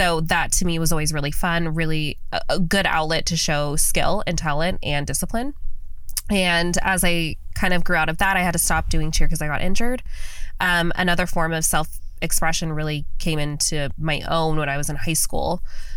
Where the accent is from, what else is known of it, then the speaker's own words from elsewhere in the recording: Las Vegas, Nevada, United States; born and raised in Las Vegas.